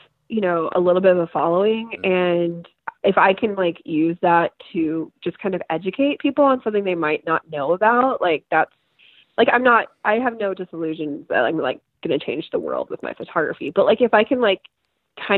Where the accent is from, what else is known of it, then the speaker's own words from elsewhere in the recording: Midwest, United States; also born or lived in Ohio; I grew up in the Midwest since sixth grade. I left for a year and I've been back since 2013